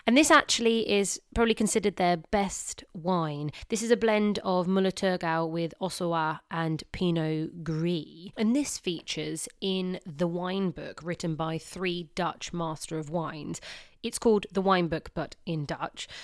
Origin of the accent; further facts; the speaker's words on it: England, United Kingdom; I speak as an English girl